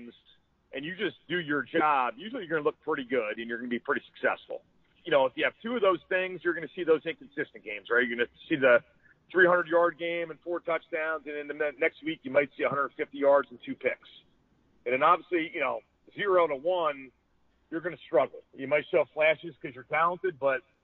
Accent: Ocean Township, New Jersey, United States; my next-door neighbor growing up in Ocean Township

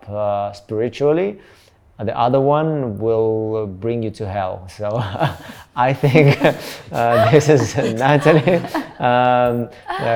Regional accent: North Caucasus, Russia; English is a second language; I'm from Caucasus, the south of Russia.

